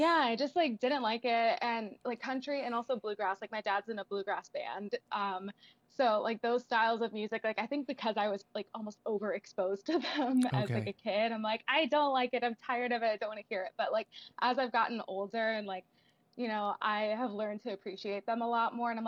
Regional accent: Nashville, Tennessee, United States; I was born and raised in Nashville, Tennessee. I get this like title of unicorn because I've lived here my whole life.

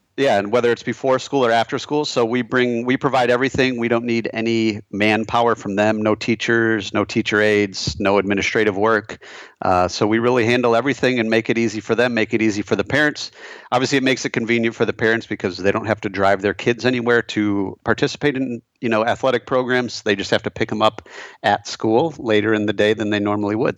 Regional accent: Michigan, United States; moved away as an adult; also born or lived in Chicago; I'm a fellow Michigander, so I grew up in Michigan, lived there my whole life until, uh, graduating from college in two thousand seven

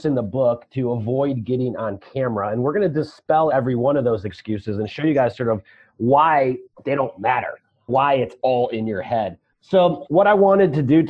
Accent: Chicago, Illinois, United States; I'm from Chicago

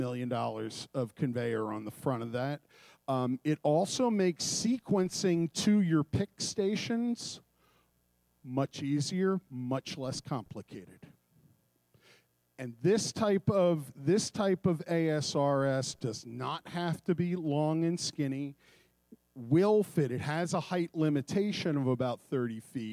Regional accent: Philadelphia, Pennsylvania, United States; I'm from Philadelphia

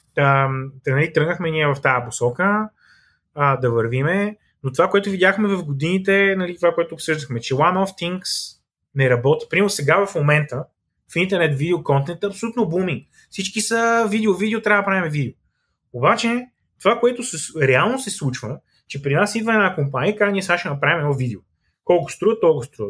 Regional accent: Bulgaria; also born or lived in Sofia; като българи

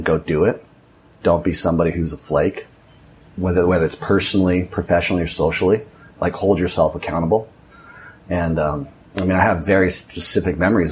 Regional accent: Orange County, California, United States; moved away as an adult; now in Nicaragua; I grew up in Orange County, California, Newport Beach, or Costa Mesa, to be exact

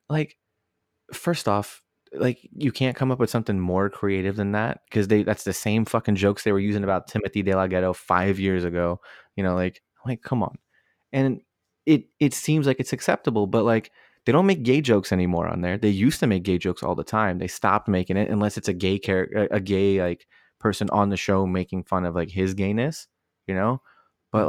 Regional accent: Northern Virginia, United States; where I grew up in in Northern Virginia, right? I, I grew up in an area with a lot of uh, minorities

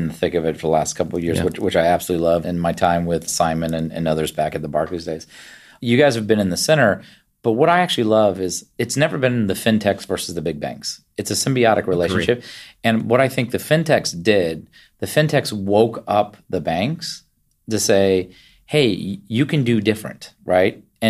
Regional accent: Virginia, United States; So even though I grew up in Virginia, I was the first one of my family born outside of West Virginia in Virginia and spent all my time as a child back up visiting family.

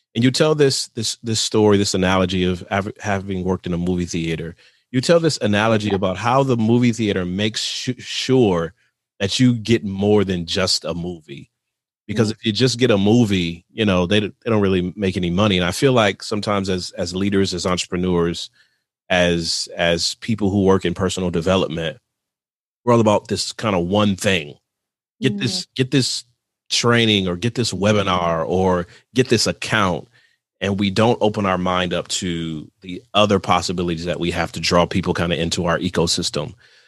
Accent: Michigan, United States; No, I'm from Michigan. It's pop. It's pop.

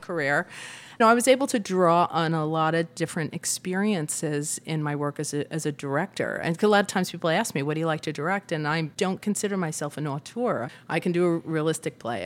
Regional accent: Massapequa, New York, United States; moved away as an adult; now in Los Angeles, United States; Massapequa, Long Island, the home to many

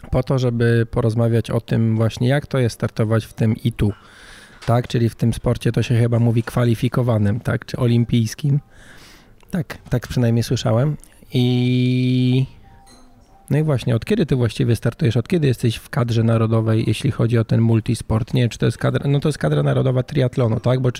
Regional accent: Warsaw, Masovian Voivodeship, Poland; moved away as an adult; now in Rumia, Poland; z Warszawy.

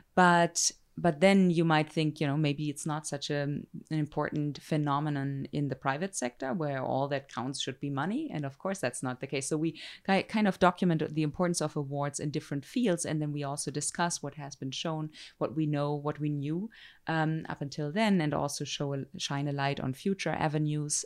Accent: Germany; moved away as an adult; also born or lived in Zurich, Switzerland; now in United States; I'm German or European, you know, I grew up in Europe.

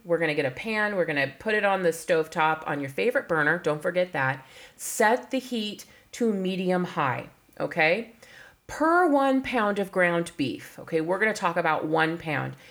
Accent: California, United States; I was born in California

